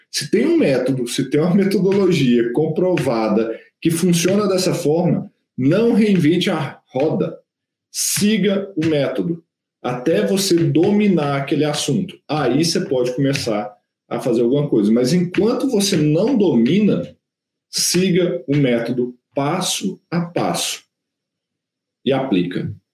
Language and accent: Portuguese; interior of Minas Gerais, Brazil; now in Belo Horizonte, Brazil; Eu sou do interior de Minas. Pô, vim para BH